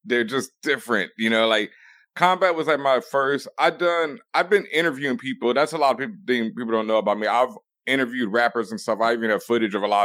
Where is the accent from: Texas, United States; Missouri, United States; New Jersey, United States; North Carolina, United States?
Texas, United States; Houston; I grew up in Houston